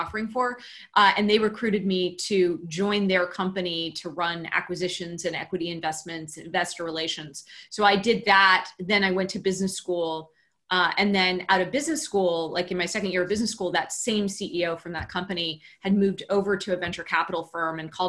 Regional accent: Cupertino, California, United States; also born or lived in Palo Alto, California; I grew up in Cupertino, California, where Apple is headquartered

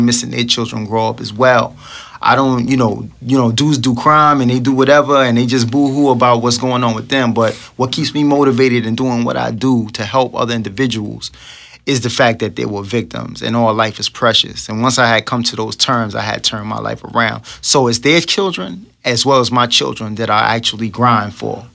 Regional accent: New York City, New York, United States; I was raised in Brooklyn, New York

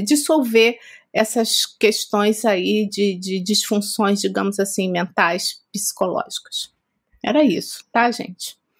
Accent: Rio de Janeiro, Brazil; moved away as an adult; now in São Paulo, Brazil; nós estamos aqui há três anos e meio em São Paulo, mas nós somos cariocas

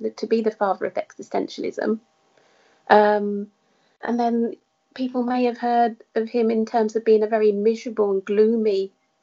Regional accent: Essex, East of England, United Kingdom; I returned to where I grew up in Essex

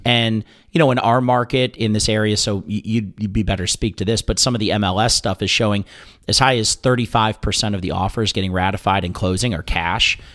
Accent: Ohio, United States; moved away; I grew up in Ohio, so we went to the sister, wh-, which was King's Island.

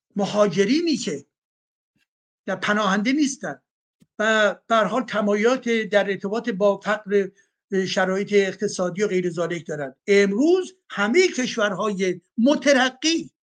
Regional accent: Iran; moved away; مایی که از ایران اومدیم بیرون

